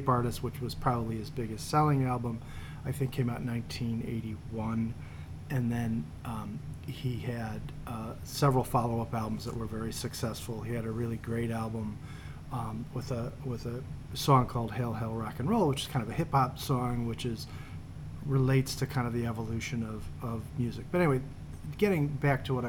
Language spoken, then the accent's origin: English; Chicago, Illinois, United States; as a Chicagoan